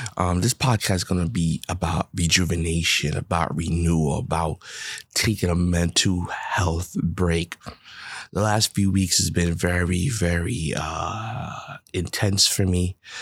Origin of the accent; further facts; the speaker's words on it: New York, United States; I'm a New Yorker